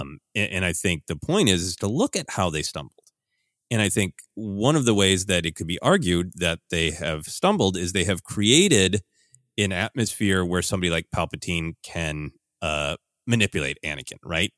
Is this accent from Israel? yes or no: no; Midwest, United States; growing up in the Midwest